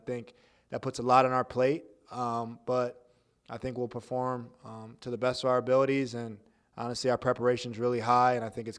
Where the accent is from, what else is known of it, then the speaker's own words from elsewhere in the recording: New Jersey, United States; growing up in New Jersey, no matter what team you root for, you root against the Cowboys.